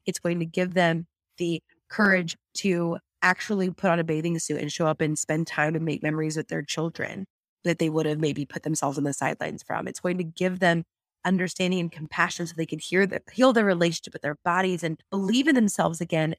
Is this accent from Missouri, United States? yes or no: no; San Luis Obispo, California, United States; here on the Central Coast in my hometown of San Luis Obispo